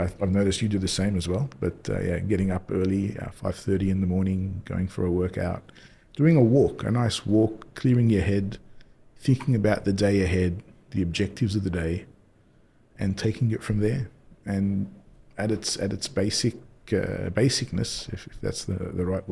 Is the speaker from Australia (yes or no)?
yes; Australia; moved away as an adult; also born or lived in Indonesia / Paris, France; now in Dubai, United Arab Emirates; I grew up in Australia. I was born in Australia, actually, and started my career there, went to school there